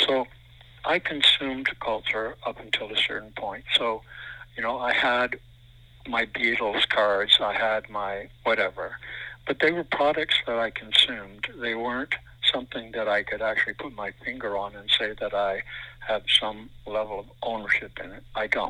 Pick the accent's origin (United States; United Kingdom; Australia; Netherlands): Netherlands; born there; Yes, I was born in Holland.